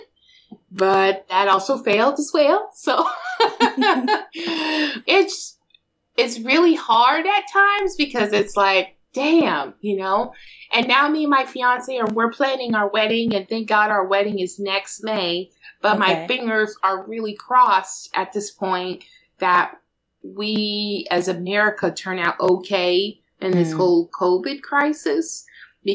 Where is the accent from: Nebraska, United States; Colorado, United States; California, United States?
Colorado, United States; Denver; moved away; my hometown, Denver Co.